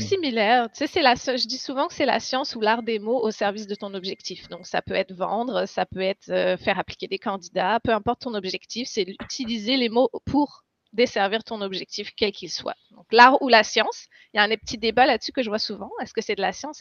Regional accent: France; moved away as an adult; now in Quebec, Canada; je suis française à la base. Je suis arrivée au Québec en 2015.

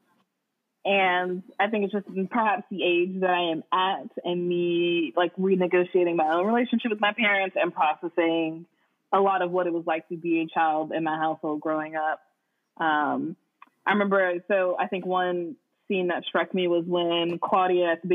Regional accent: United States; I'm from Lake County

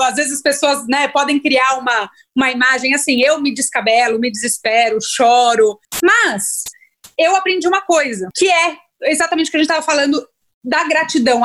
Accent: Ilhabela, São Paulo, Brazil; moved away as an adult; now in São Paulo, Brazil; nasci em São Paulo, mas morei a vida inteira na Ilha Bela

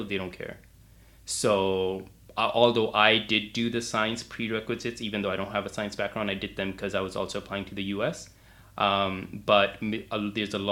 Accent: Calgary, Alberta, Canada; also born or lived in Houston; So I'm from Canada. I'm from Calgary. It's a city in the province of Alberta

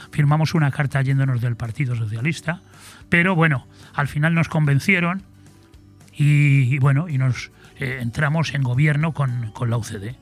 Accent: Madrid, Community of Madrid, Spain; now in Benidorm, Spain; en el Madrid donde yo nací, en el centro, centro de Madrid

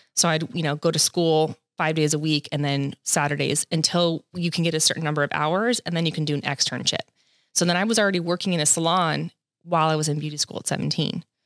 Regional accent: Los Angeles County, Southern California, United States; I'm second generation Southern California, born and raised

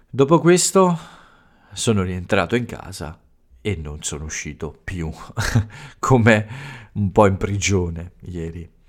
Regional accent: Italy; ho parlato un po' delle origini e di alcuni fatti più importanti accaduti nel mio paese, alcuni momenti importanti eh, nella eh, lotta per i diritti eh, delle donne nel, eh, in Italia.

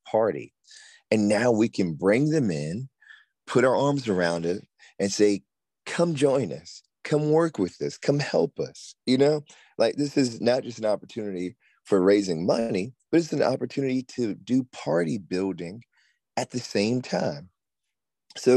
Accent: Aiken, South Carolina, United States; in my hometown of Aiken

